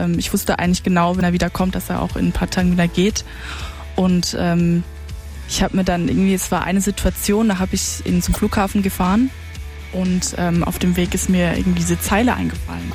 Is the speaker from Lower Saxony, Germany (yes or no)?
no; Karlsruhe, Baden-Württemberg, Germany; now in Mannheim, Germany; ich komme ursprünglich aus Karlsruhe